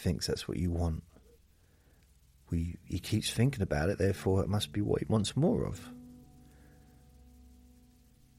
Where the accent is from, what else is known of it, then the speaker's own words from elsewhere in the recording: England, United Kingdom; I'm English